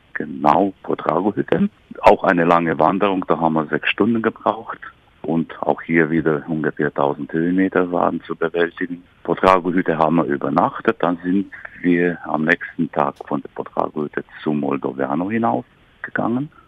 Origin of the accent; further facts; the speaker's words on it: Criț, Brașov County, Romania; moved away as an adult; also born or lived in Sighișoara; now in Germany; Ich bin geboren in Deutschkreuz, das ist auch Rumänisch Kritz